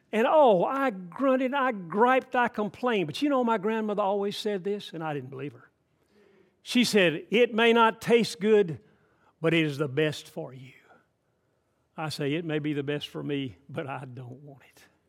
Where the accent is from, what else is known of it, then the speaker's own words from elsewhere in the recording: Atlanta, Georgia, United States; I grew up in Atlanta, Georgia. I grew up in city, big city